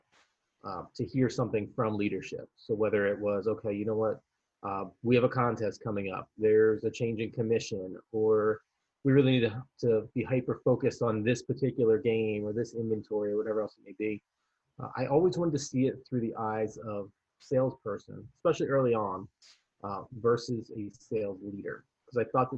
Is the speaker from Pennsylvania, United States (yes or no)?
yes; Philadelphia, Pennsylvania, United States; moved away as an adult; also born or lived in Miami, Florida; I was from Philadelphia. I was going to go back there for the summer anyway.